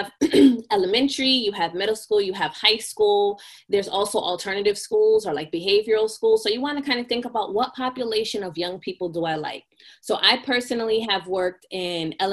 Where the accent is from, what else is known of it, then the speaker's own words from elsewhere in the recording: Massachusetts, United States; now in Connecticut, United States; I am from Massachusetts.